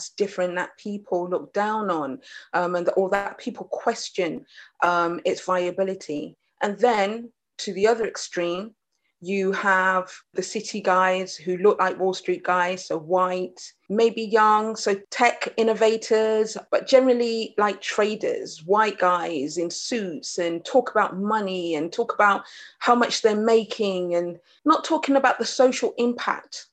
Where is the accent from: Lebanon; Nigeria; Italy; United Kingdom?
United Kingdom; also born or lived in Jamaica; I'm British Jamaican, British Caribbean.